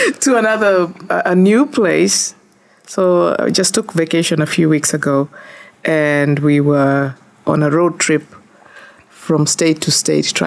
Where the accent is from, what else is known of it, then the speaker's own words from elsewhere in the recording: Kisii, Kisii County, Kenya; moved away as an adult; now in United States; I am from Kisi. This is where it's located in the eastern part of Africa. A country called Kenya.